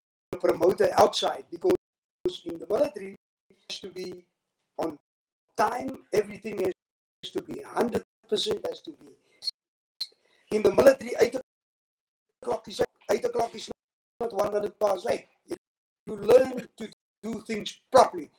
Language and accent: English; Cape Town, Western Cape, South Africa; I was born in Cape Town and lived in District 6 from the age of 1 to about 2.